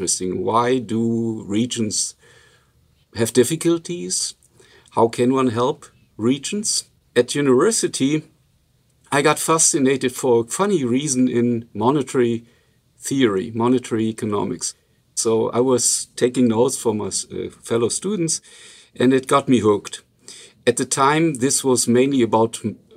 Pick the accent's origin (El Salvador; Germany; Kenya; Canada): Germany; accent: Luxembourgish; first language Luxembourgish; English is a second language; moved away; I'm from a region which is pretty close to the Luxembourg-Belgian-French border